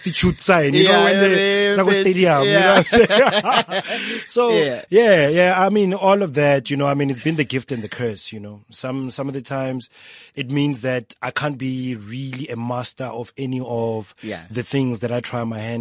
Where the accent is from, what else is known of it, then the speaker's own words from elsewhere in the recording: Mahikeng, North West, South Africa; moved away as an adult; also born or lived in Johannesburg; I grew up primarily in Mafikeng